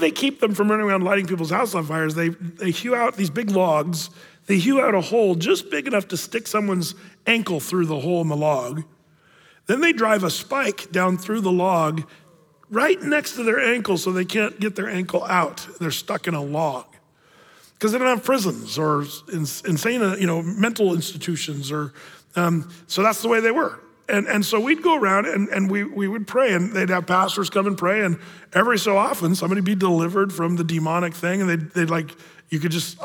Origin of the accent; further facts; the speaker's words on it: California, United States; I was born in California